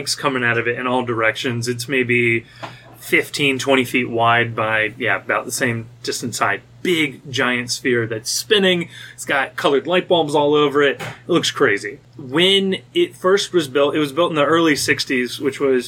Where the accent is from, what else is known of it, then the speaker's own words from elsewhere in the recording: Anderson Township, Ohio, United States; I'm also from Anderson Township